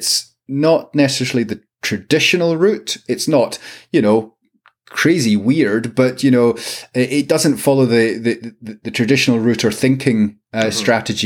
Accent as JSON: {"language": "English", "town": "Glasgow", "region": "Scotland", "country": "United Kingdom", "moved": "as an adult", "lives_now": "Edinburgh, United Kingdom", "said": "As a Glaswegian who lived there for probably about half my life so far"}